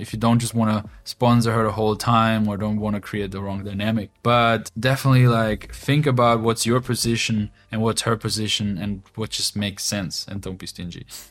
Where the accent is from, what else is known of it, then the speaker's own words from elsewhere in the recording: Austria; moved away as an adult; now in Ukraine; growing up in Austria for my whole life and now two years ago moving to the east to Ukraine